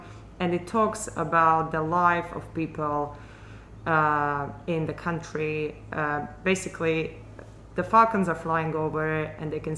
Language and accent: English; about 20 km from Prešov, Prešov Region, Slovakia; moved away as an adult; now in Thailand; Prešov, which is where I studied at university, and it's about 20 kilometers from where I grew up in Slovakia.